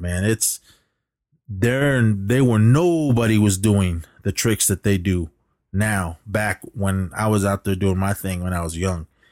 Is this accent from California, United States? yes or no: yes; Oakland, California, United States; I lived down in the flatlands of Oakland